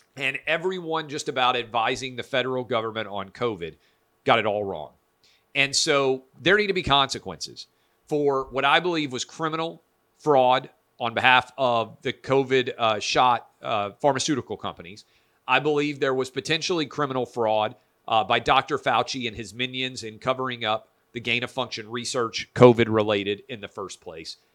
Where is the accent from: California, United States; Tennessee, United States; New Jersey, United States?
Tennessee, United States; Nashville; Nashville, Tennessee, my hometown